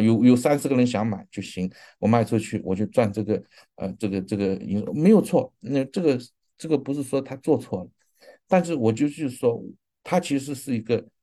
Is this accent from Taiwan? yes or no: no; China; 我们中国人